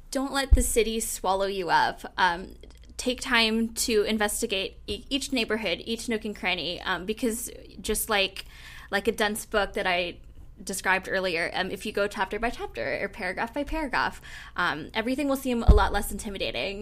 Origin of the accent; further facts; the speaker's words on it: San Francisco, California, United States; moved away as an adult; now in New York City, United States; I grew up in the San Francisco Bay Area